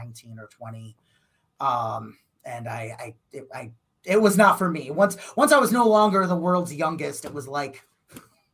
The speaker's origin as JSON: {"language": "English", "town": "Crystal Lake", "region": "Illinois", "country": "United States", "tie": "born or raised there", "said": "She's also from my hometown as well. So Crystal Lake"}